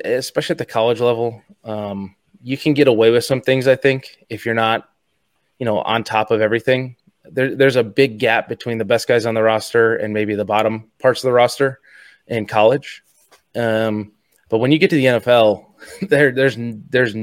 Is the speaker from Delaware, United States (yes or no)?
no; Eastern Iowa, United States; I grew up in Eastern Iowa.